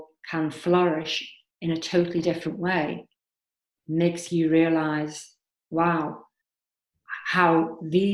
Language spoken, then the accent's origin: English; Liverpool, North West England, United Kingdom; moved away; I am from Liverpool, and I have lived and travelled all over the world